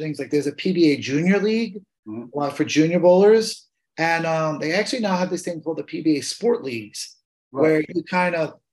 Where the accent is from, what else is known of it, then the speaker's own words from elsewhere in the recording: New York City, New York, United States; I grew up in Queens